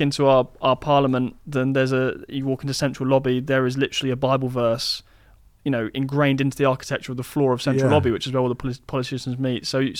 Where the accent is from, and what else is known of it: United Kingdom; accent: British